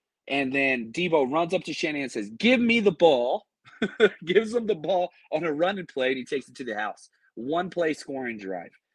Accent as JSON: {"language": "English", "town": "Dallas", "region": "Texas", "country": "United States", "tie": "born or raised there", "said": "growing up in Dallas"}